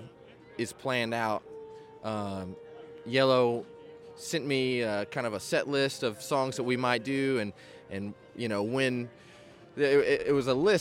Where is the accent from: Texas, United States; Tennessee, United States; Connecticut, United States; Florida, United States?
Tennessee, United States; Nashville; I'm from Nashville